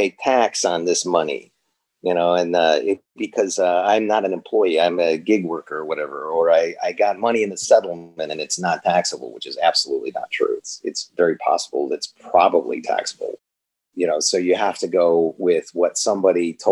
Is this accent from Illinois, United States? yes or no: yes; Chicago, Illinois, United States; moved away as an adult; now in Los Angeles, United States; I'm not from LA. I'm from Chicago